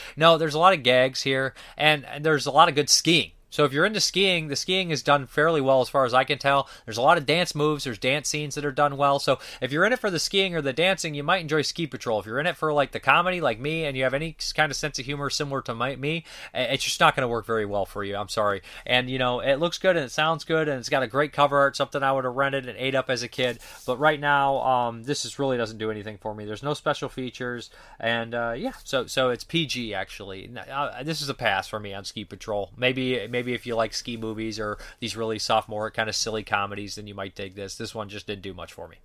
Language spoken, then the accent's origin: English; Ohio, United States; I grew up in Ohio